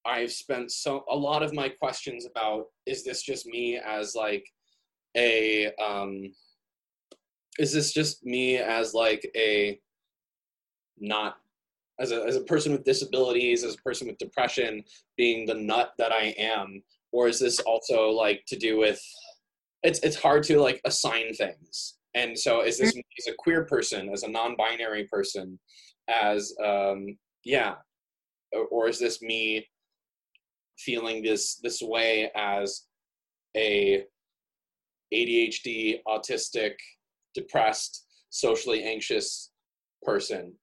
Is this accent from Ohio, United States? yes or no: no; Chicago, Illinois, United States; now in Minnesota, United States; I'm just from Chicago